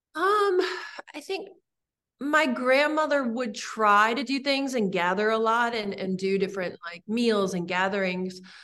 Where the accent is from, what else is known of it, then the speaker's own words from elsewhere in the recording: Santa Monica, California, United States; moved away as an adult; also born or lived in Los Angeles; now in Michigan, United States; I was born in Santa Monica